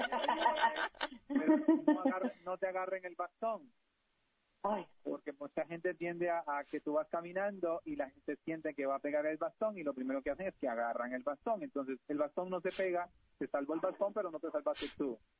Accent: Costa Rica; los que venimos de la cultura de países latinoamericanos, de Centroamérica, en mi caso Costa Rica

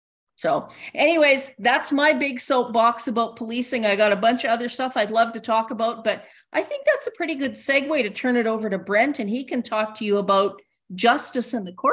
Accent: Mayerthorpe, Alberta, Canada; the neighborhood that I live in. I'm from Mayerthorpe.

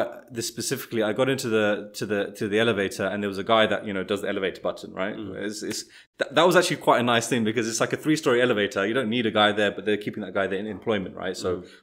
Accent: United Kingdom

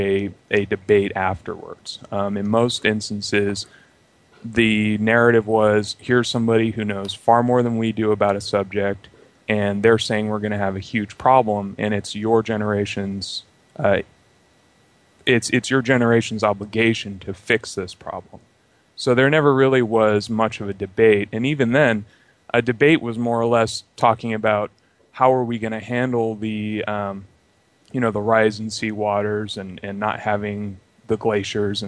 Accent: California, United States; I was raised in California, and I'm in Sacramento, California, actually.

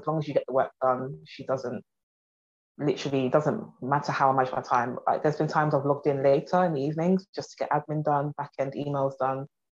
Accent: London, United Kingdom; from South London.

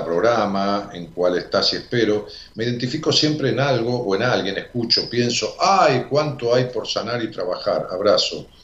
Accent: Alta Gracia, Córdoba, Argentina; De Alto Gracias, Córdoba.

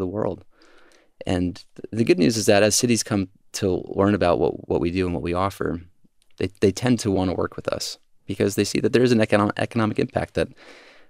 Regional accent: Georgia, United States; now in San Francisco, United States; when I was growing up in Georgia

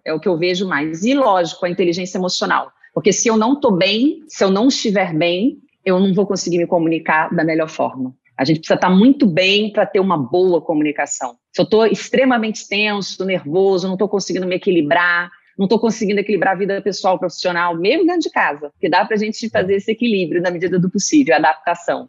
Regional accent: Rio de Janeiro, Brazil; moved away as an adult; now in São Paulo, Brazil; sou carioca, moro aqui em São Paulo, estou falando de São Paulo, do Brooklyn. Estou sete uhum. anos aqui

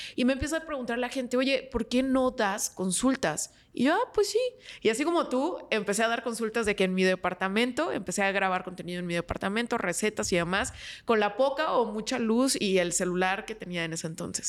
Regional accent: San Luis Potosí, Mexico; moved away as an adult; now in Monterrey, Mexico; yo soy originaria de San Luis Potosí, me mudo a Monterrey para estudiar una maestría

